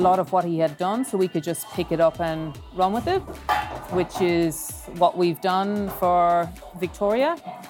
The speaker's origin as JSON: {"language": "English", "country": "Ireland", "accent": "Irish", "moved": "yes", "lives_now": "Australia", "said": "he realized I was Irish because it was the first time he heard me talk. And emails don't get my accent across really well."}